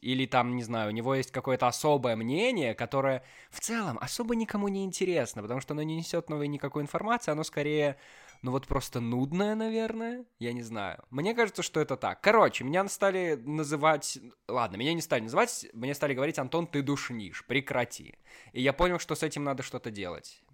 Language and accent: Russian; Belarus; Как белорус